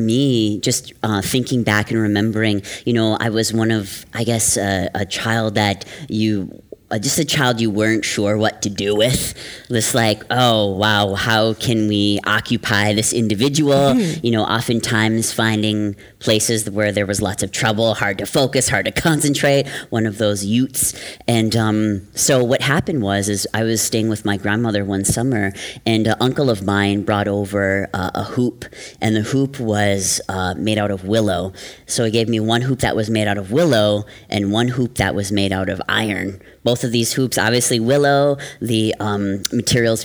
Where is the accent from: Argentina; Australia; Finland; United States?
United States; Wisconsin; now in New York City, United States; I'm from the Oneida and the Ojibwe nations, from the great state of Wisconsin.